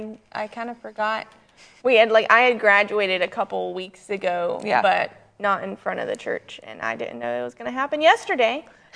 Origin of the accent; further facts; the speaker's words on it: the South, United States; accent: Southern; Being Southern